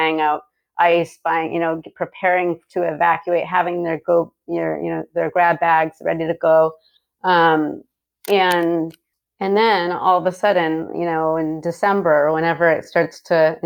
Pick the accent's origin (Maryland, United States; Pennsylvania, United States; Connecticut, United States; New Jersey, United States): Connecticut, United States; now in California, United States; I'm from Connecticut